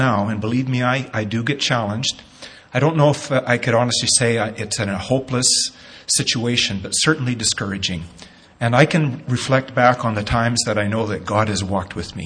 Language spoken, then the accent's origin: English; Nanton, Alberta, Canada; Growing up in Natton as a kid, a young teen, probably 13 or so, used to go down to the creek, Mosquito Creek in Natton